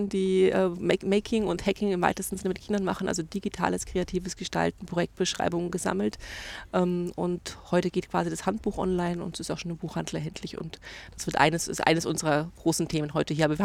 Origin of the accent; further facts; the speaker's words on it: Bad Reichenhall, Bavaria, Germany; Ich komme aus Reichenhall